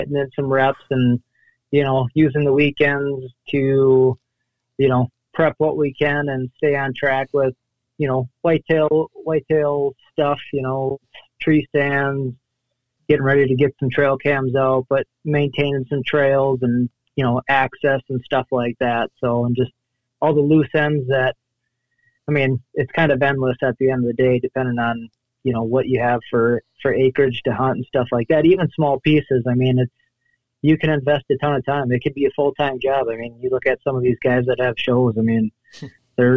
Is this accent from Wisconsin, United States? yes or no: yes; La Crosse, Wisconsin, United States; I'm from La Crosse, Wisconsin, kind of right on the Mississippi